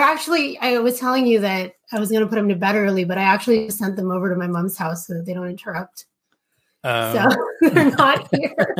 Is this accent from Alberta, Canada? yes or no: no; Toronto, Ontario, Canada; also born or lived in Philippines; I was born in the Philippines. I moved to Canada when I was 8 years old.